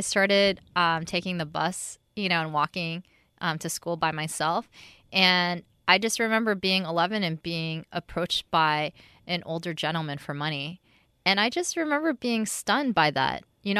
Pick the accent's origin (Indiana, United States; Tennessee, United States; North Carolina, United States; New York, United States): New York, United States; New York City; moved away as an adult; now in San Francisco, United States; I was born and raised in New York City and came out here to do my undergrad at Stanford.